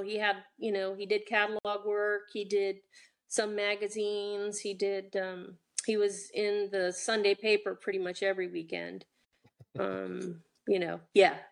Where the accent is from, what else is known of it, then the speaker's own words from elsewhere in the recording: Vienna, Virginia, United States; also born or lived in Washington, D.C. / Falls Church, Virginia; And we grew up, uh, I was born and we lived in Falls Church for a time, and then we moved to Vienna, Virginia when I was three